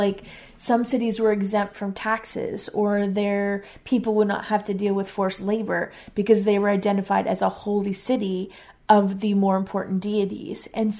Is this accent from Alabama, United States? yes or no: no; Erie, Pennsylvania, United States; because I was born in Erie, Pennsylvania.